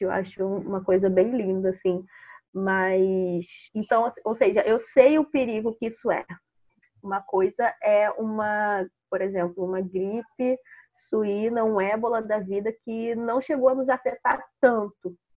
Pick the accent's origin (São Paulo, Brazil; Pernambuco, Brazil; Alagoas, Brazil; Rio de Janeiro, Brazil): Rio de Janeiro, Brazil; Baixada Fluminense; moved away; Eu era moradora da Baixada Fluminense, eu nasci na Baixada Fluminense e depois que eu me mudei para Cari